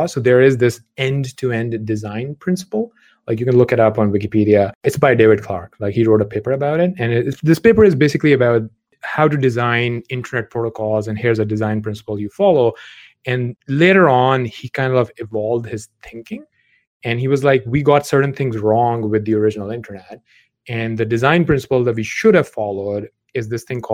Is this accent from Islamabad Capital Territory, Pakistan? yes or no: no; Lahore, Punjab, Pakistan; moved away as an adult; undergrad back in Lahore in Pakistan, where I grew up